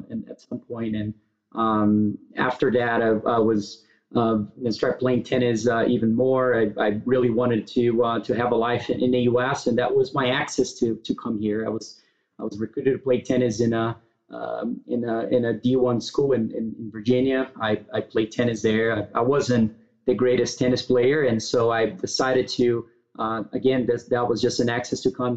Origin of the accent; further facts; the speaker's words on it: Brazil; moved away as an adult; now in United States; I was born and raised in Brazil. I moved to the U.S. To go to college back in the days